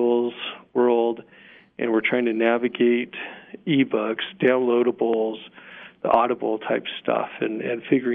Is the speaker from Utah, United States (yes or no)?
yes; Sandy, Utah, United States; also born or lived in Denton, Texas; now in Vernal, United States; I grew up in Sandy, Salt Lake area